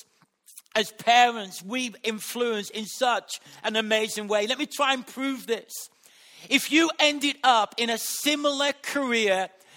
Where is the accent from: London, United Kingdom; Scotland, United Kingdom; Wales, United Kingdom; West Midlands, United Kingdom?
West Midlands, United Kingdom; West Bromwich; accent: Black Country; where I was brought up in West Bromwich. And that has influenced my accent. The way that I speak has been influenced by the area that I've been grown up in the black country